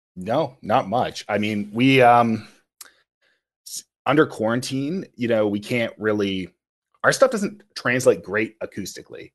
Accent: Kingston, Ontario, Canada; moved away as an adult; also born or lived in Kitchener-Waterloo; now in Toronto, Canada; I'm originally from Kingston.

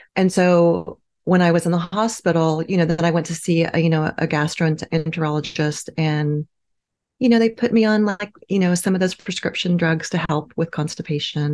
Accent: Midwest, United States; I grew up in the Midwest

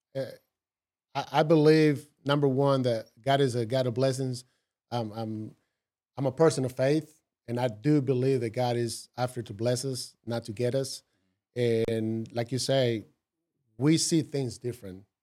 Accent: Costa Rica; English is a second language; moved away as an adult; now in United States; growing up in Costa Rica

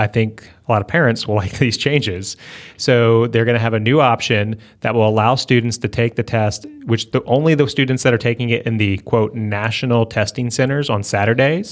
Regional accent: Northern Virginia, United States; moved away; I grew up in Northern Virginia

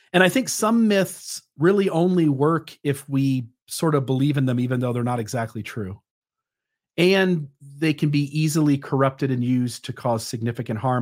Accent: Ohio, United States; I went to the mall in my hometown

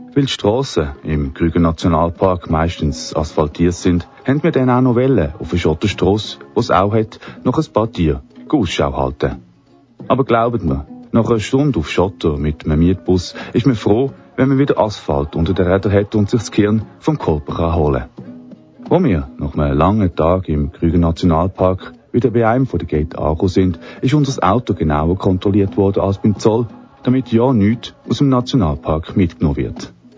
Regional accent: Switzerland

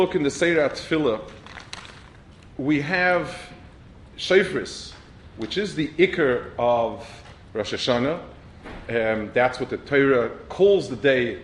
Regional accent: New York City, New York, United States; now in Washington, United States; I grew up on the Lower East Side and the other side of the island on the bottom

